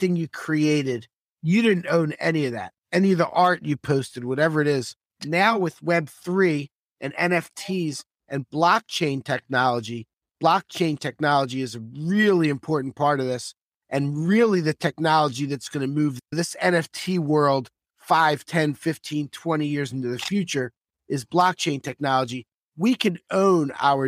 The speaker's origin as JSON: {"language": "English", "town": "Philadelphia", "region": "Pennsylvania", "country": "United States", "tie": "born or raised there", "moved": "as an adult", "lives_now": "Miami, United States", "said": "I'm from Northeast Philadelphia."}